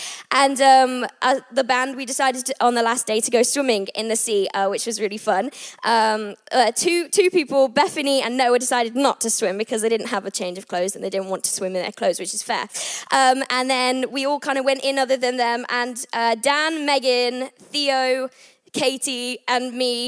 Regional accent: England, United Kingdom; also born or lived in Abu Dhabi / Thailand / United States; I was born in Abu Dhabi. Then I moved to Thailand, and then I moved to America. And then I finally ended up here in England, where I am originally from, which is really exciting.

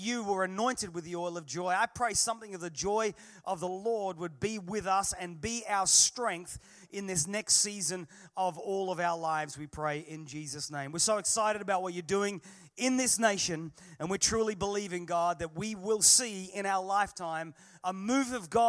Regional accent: Manchester, North West England, United Kingdom; also born or lived in Australia; I am an Englishman by birth. I'm a Manchester boy. My dad, mum and dad are from the valleys of South Wales. My dad was a pastor. I was born in Manchester.

